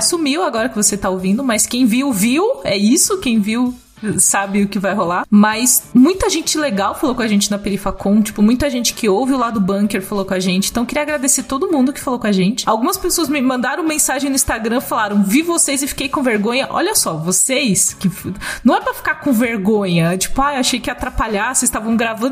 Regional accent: Cajamar, São Paulo, Brazil; não tem nada na minha terra, assim, eu gosto muito de Cajamar, mas nada acontece

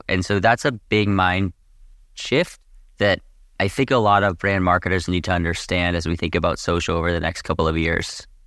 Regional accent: Boston, Massachusetts, United States; moved away as an adult; also born or lived in Boulder, Colorado; now in Southern California, United States; I grew up in Boston, and I come from a big skiing family.

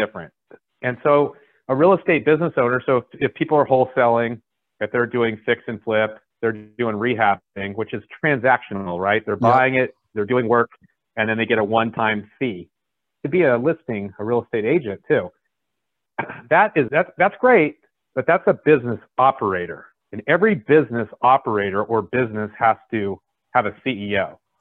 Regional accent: San Francisco Bay Area, California, United States; I grew up, in, I'm from California. Uh, I uh, grew up in the San Francisco Bay Area.

